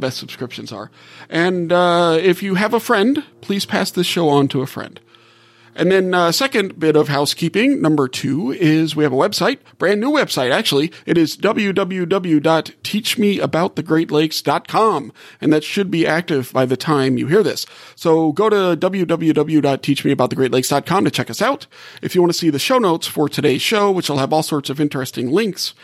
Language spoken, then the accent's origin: English; Gulf South, United States; moved away as an adult; I grew up in the Gulf South and just moved here